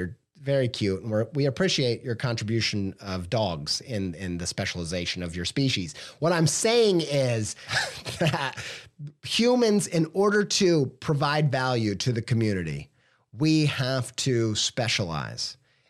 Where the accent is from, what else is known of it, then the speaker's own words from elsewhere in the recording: Whiteland, Indiana, United States; I grew up in Whiteland, Indiana, okay?